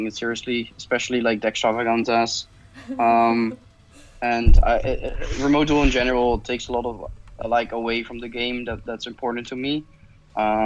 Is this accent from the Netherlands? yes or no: yes; Netherlands; I'm from the Netherlands.